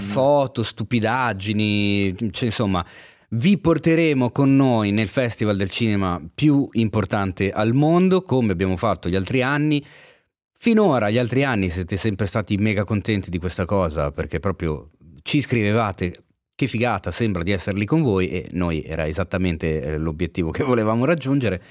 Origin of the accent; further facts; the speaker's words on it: Milan, Lombardy, Italy; accent: Milanese; si sente troppo la mia cadenza milanese